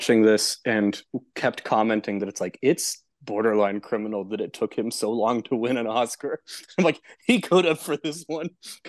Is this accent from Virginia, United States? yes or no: no; Texas, United States